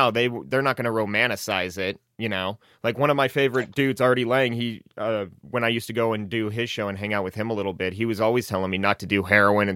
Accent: Lincoln, Montana, United States; where I grew up in Lincoln, which is north of here, it's probably about an hour and 10 minutes away from here.

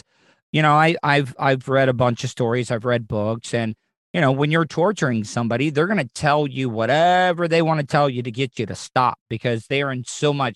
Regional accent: United States; as an American

